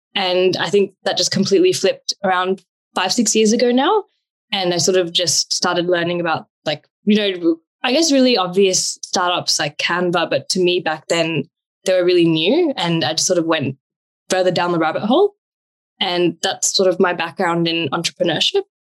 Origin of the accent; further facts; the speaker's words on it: New Zealand; also born or lived in Australia; now in Sydney, Australia; I've been born and brought up in New Zealand